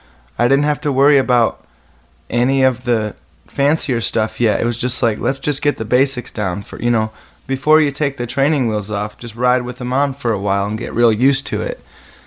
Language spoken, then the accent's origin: English; Muir, Michigan, United States; I grew up right on the Maple River over there in Muir.